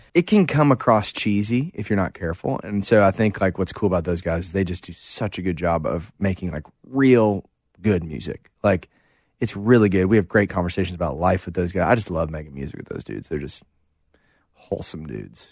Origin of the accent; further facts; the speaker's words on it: St. Louis, Missouri, United States; growing up in Saint Louis